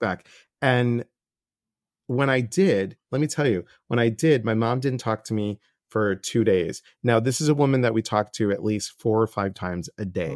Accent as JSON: {"language": "English", "town": "Chicago", "region": "Illinois", "country": "United States", "moved": "yes", "said": "I'm from Chicago originally"}